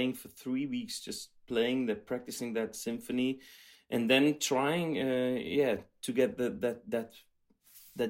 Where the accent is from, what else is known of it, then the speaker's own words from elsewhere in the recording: Belgium; I grew up in Belgium